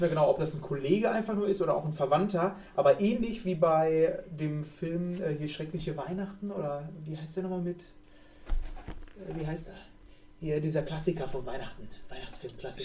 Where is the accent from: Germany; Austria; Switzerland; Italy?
Germany; wir sind alle Deutsche